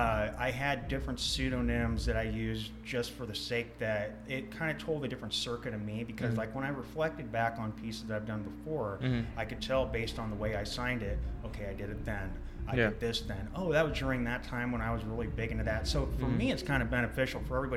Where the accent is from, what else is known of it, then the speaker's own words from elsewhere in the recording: Philippines; born there; I was born on base in the Philippines, mm-hmm. In the mid 80s.